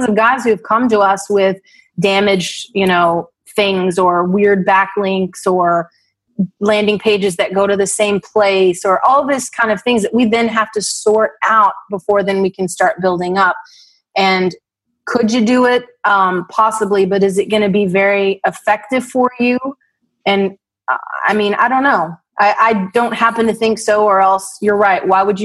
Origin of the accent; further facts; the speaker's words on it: Texas, United States; accent: Western; I'm from Texas.